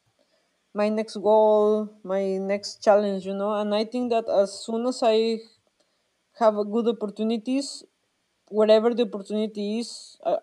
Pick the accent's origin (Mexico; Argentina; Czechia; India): Mexico; moved away as an adult; also born or lived in Switzerland; I'm from Mexico